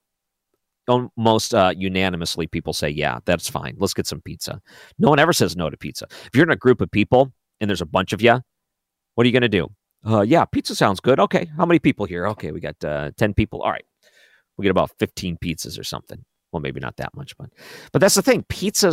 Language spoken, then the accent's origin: English; Detroit, Michigan, United States; now in St. Louis, United States; growing up because it was on every corner in Detroit